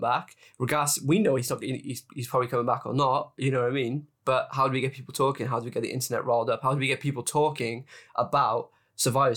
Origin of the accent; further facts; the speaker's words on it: Cardiff, Wales, United Kingdom; my hometown, Cardiff, Wales